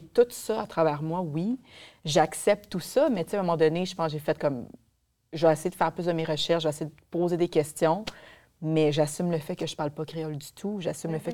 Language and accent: French; Quebec South Shore, Canada; accent: Québécois; je suis fière de mon côté blanc aussi également très québécois de rive sud, puis avec mon accent